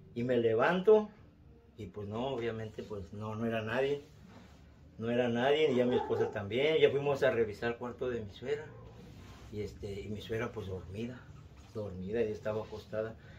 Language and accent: Spanish; Mexico City, Mexico; moved away; De la Ciudad de México, soy de la Ciudad de México